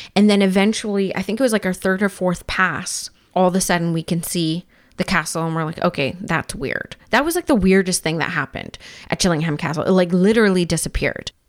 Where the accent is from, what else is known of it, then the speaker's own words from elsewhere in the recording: Vancouver, British Columbia, Canada; now in Squamish, Canada; I grew up in Vancouver and, of course, live in Squamish now